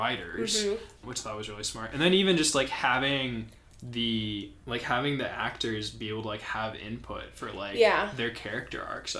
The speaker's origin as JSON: {"language": "English", "town": "St. Louis", "region": "Missouri", "country": "United States", "tie": "born or raised there", "also_born_or_lived": "Cincinnati, Ohio", "moved": "as an adult", "lives_now": "Denver, United States", "said": "So I grew up in St. Louis. I went to school in Cincinnati, Ohio. And then my plan was either to stay in Cincinnati or to go back to St. Louis. I ended up going back to St. Louis after finishing school."}